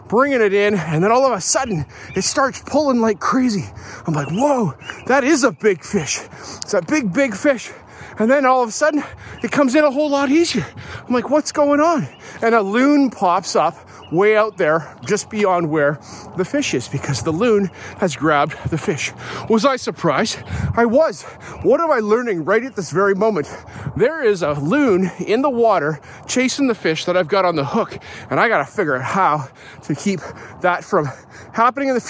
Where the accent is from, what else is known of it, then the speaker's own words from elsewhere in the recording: Canada; I grew up in white Canada